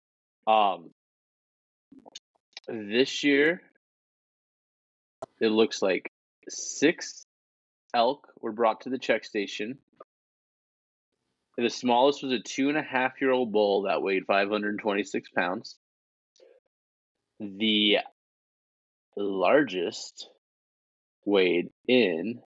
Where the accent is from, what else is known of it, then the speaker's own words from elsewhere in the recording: Texas, United States; I'm from Texas.